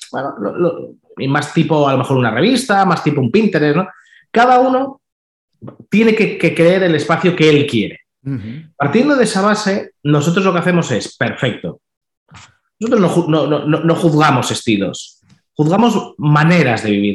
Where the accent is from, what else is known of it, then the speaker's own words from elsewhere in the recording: Balearic Islands, Spain; yo soy de las Islas Baleares